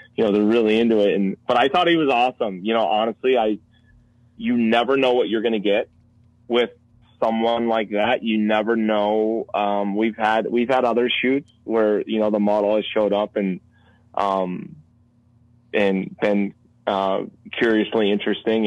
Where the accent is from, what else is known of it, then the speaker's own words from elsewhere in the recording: Minnesota, United States; I'm from Minnesota